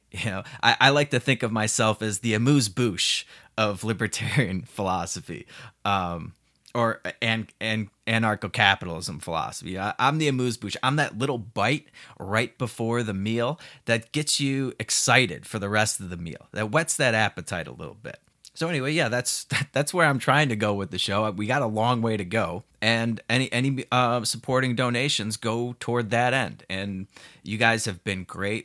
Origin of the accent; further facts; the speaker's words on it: Chicago, Illinois, United States; moved away as an adult; now in Puerto Vallarta, Mexico; I'm, I'm from Chicago, so the uh, I, am used to you know 30 degree below zero temperatures